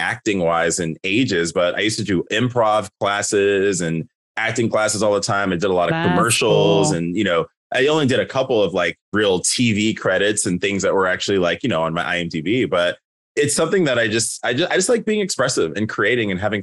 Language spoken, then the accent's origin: English; Oceanside, California, United States; moved away as an adult; also born or lived in Carson, Los Angeles / Las Vegas; now in Seattle, United States; I was born in Los Angeles in South LA in Carson. I lived there until I was about 5. My parents relocated us to Oceanside, which is by San Diego.